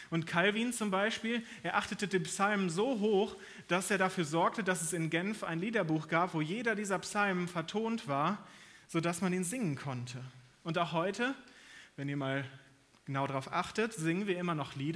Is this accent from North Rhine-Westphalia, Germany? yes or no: yes; North Rhine-Westphalia, Germany; moved away; Meine Frau und ich, wir kommen aus Nordrhein-Westfalen eigentlich.